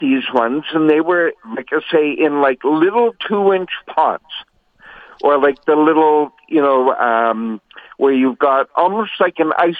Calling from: Winnipeg, Manitoba, Canada; I'm calling from Winnipeg.

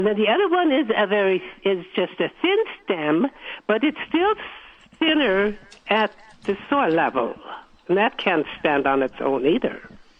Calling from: Winnipeg, Manitoba, Canada

